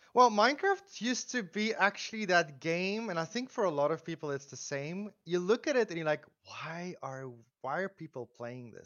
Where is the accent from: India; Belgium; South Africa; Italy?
South Africa; I, uh, live, or I come from South Africa. I live in South Africa still